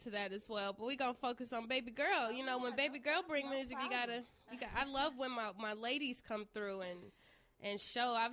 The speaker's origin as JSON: {"language": "English", "town": "Chicago", "region": "Illinois", "country": "United States", "said": "I'm from Chicago."}